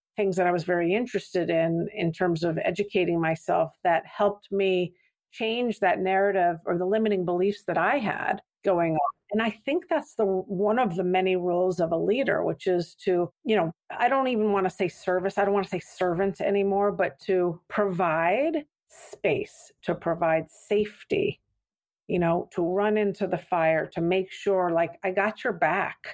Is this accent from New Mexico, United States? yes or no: yes; Santa Fe, New Mexico, United States; moved away; also born or lived in San Francisco; I grew up in Santa Fe, New Mexico